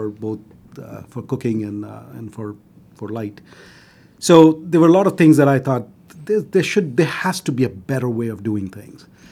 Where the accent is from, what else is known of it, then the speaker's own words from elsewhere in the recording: Delhi, India; moved away as an adult; now in United States; I grew up in Delhi, which is a capital